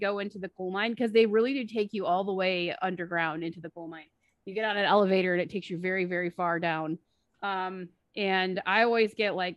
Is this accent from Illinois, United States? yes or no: yes; Aurora, Illinois, United States; moved away; I grew up Chicago. Just outside of Chicago